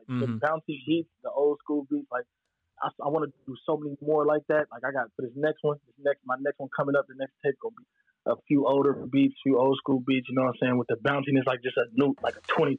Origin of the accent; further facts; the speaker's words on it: Pittsburgh, Pennsylvania, United States; I'm from Pittsburgh, so it's already not heavy out here